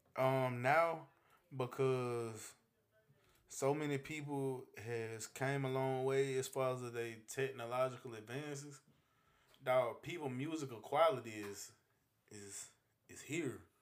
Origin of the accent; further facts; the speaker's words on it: United States; moved away; I'm originally from Carolina